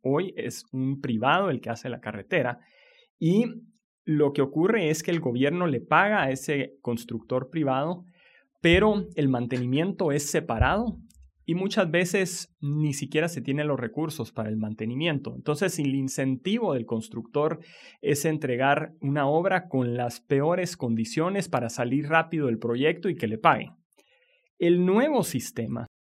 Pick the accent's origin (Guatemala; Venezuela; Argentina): Guatemala; nuestro país